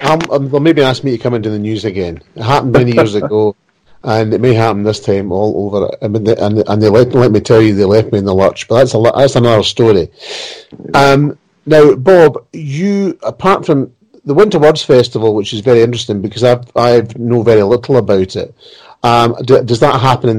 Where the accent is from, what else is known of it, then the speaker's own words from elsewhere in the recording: Wales, United Kingdom; Yeah, I mean, being Welsh, I don't have a kilt.